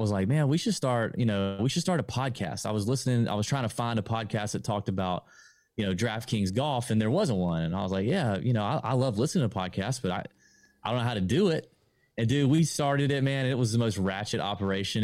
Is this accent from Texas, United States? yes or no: no; Augusta, Georgia, United States; We're both born and raised in Augusta